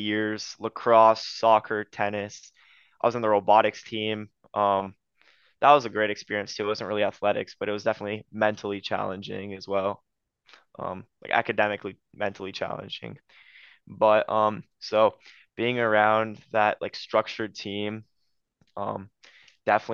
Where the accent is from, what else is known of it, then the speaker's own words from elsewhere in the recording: Ohio, United States; also born or lived in Romania; growing up in Ohio, the weather changes a lot.